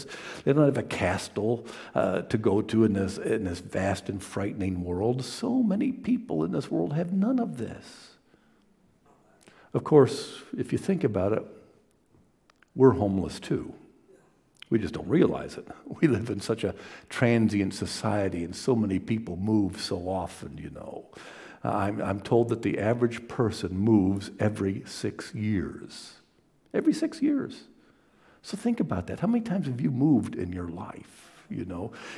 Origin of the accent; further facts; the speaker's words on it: Toledo, Ohio, United States; every time I get a chance to go back to Toledo, my hometown, I always go back to the other side of town, to East Toledo, to visit the old neighborhood